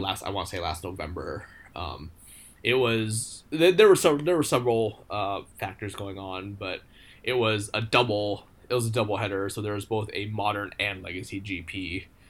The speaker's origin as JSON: {"language": "English", "country": "United States", "moved": "as an adult", "lives_now": "Japan", "said": "coming here as an American, as a foreigner"}